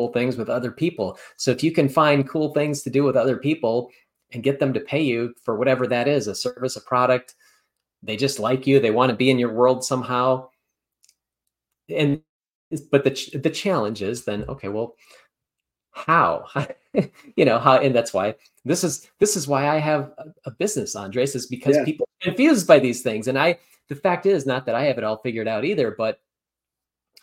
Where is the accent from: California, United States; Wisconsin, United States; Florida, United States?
Wisconsin, United States; about an hour from Madison; I grew up about an hour away. So my hometown was about an hour away